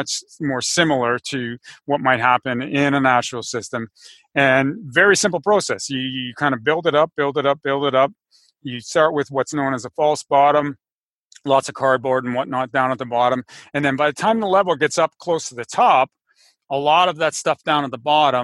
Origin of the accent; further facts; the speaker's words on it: Canada; I live in Canada. I'm Canadian